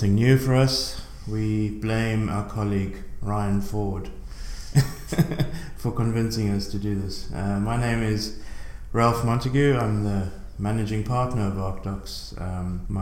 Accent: South Africa; moved away as an adult; now in Ireland; I'm originally from South Africa. I moved to Ireland in 2000.

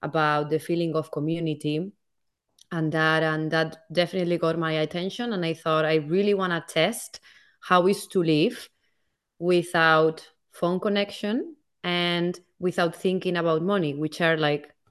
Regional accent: Valencia, Valencian Community, Spain; now in Amsterdam, Netherlands; So I'm originally from Spain, from Valencia, which is the East Coast.

